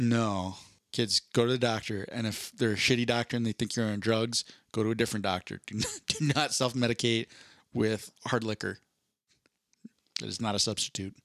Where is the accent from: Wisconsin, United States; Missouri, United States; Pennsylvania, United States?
Pennsylvania, United States; Philadelphia; now in Denver, United States; I grew up in Philadelphia